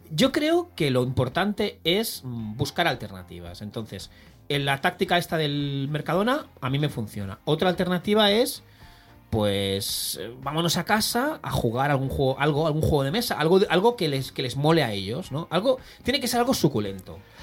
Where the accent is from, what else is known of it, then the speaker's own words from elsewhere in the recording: Barcelona, Catalonia, Spain; En mi barrio, yo como soy de la Verneda